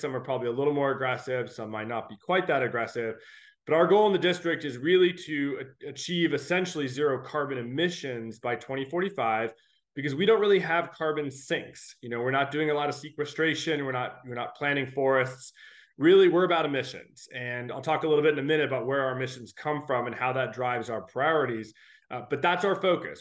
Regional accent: Alaska, United States; also born or lived in California; now in Washington, D.C., United States; I was born and raised in Alaska

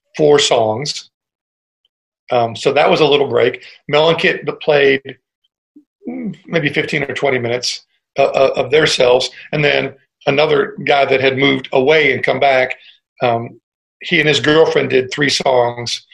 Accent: Cleveland, Ohio, United States; I was born in Cleveland, Ohio. And so I was a real rock and roll kid

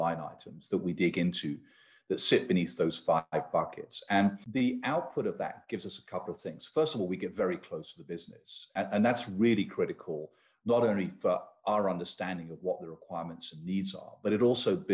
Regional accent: United Kingdom; now in United States; I hail, you can probably tell from my accent, from the UK

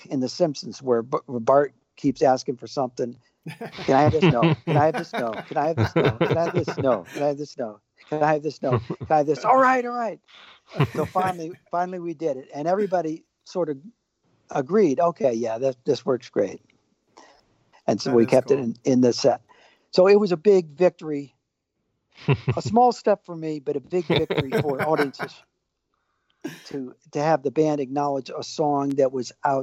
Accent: United States; Being an American

